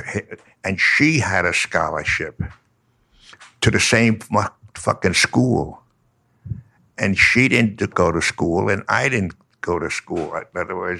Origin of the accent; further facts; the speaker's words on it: New York, United States; I'm from New York, so I say yo